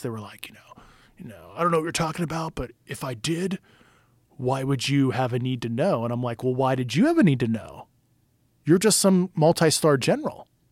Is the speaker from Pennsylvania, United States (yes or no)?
yes; Pittsburgh, Pennsylvania, United States; I'm from Pittsburgh, you know, like, steel town